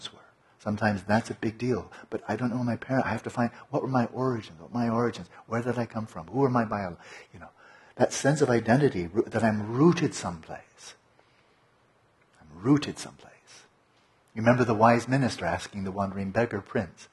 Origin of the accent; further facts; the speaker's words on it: Pasadena, California, United States; When I was born in Pasadena